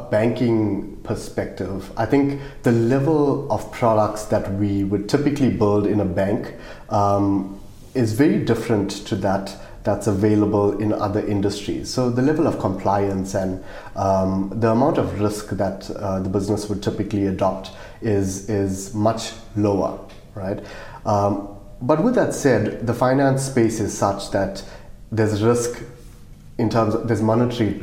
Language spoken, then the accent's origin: English; South Africa; accent: South African; moved away as an adult; now in Australia; I'm South African, if you can't tell by my accent.